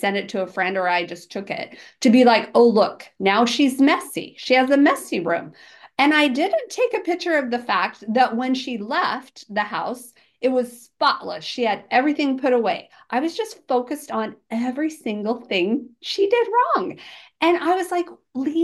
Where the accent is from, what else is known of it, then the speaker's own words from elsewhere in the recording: Georgia, United States; I'm from Georgia